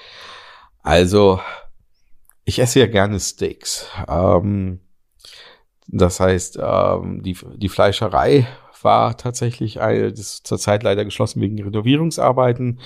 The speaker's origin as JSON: {"language": "German", "region": "Berlin", "country": "Germany", "said": "als Berliner"}